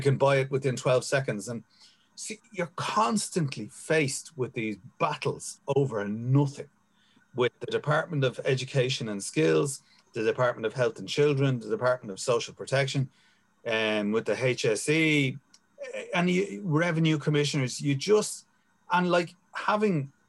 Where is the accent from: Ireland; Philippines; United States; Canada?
Ireland; Dublin, Leinster; I grew up in Finglas and I was in the army for 11 years